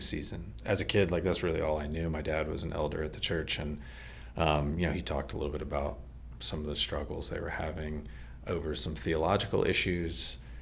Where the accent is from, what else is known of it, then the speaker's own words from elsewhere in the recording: Maryland, United States; also born or lived in Texas; And then we moved to Maryland at that point